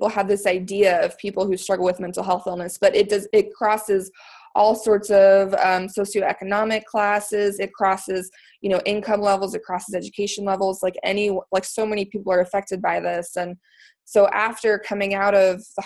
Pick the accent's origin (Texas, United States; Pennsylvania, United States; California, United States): Texas, United States; moved away as an adult; also born or lived in Washington, D.C. area; now in Maryland, United States; I'm actually originally from Texas, moved to the DC area for law school